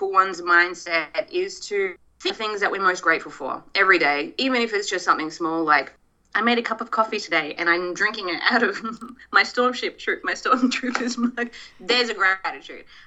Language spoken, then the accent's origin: English; Australia; now in Los Angeles, United States; I have to go back to my home country